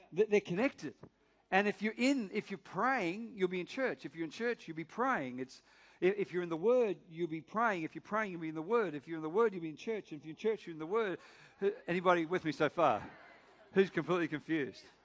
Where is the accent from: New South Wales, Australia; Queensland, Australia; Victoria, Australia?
New South Wales, Australia; Sydney; From Northern Beaches